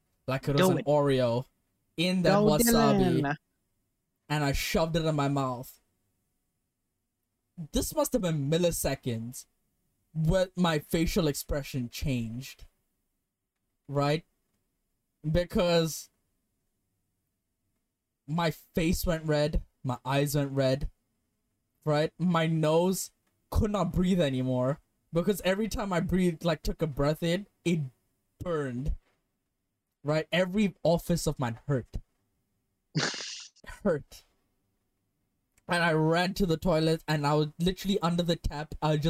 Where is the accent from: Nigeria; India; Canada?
India; I said, I'm Indian.